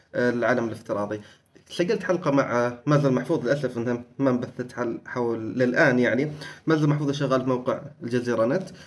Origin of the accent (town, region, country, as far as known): Oman